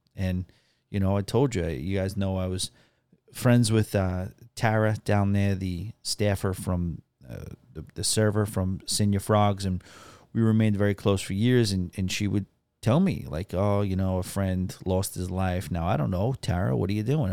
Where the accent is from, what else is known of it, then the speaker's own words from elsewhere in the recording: New York City, New York, United States; I'm a native New Yorker